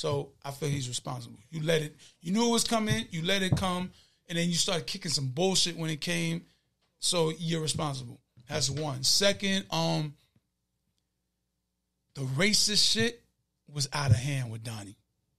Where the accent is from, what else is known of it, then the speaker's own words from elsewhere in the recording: Shadyville, North Carolina, United States; You know, I'm from Shadyville, so we voted over at, I did the early vote in Creedmoor, over at Creedmoor.